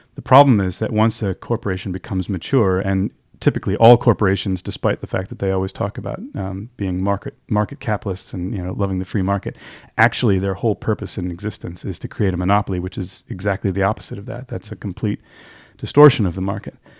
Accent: Montclair, New Jersey, United States; I come originally from the East Coast of the U S, from, uh, a place called Montclair, New Jersey, um, where I was born and raised

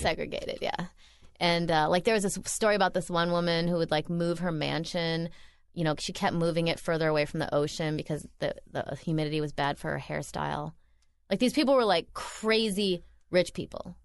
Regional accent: Midwest, United States; moved away; I'm from the Midwest

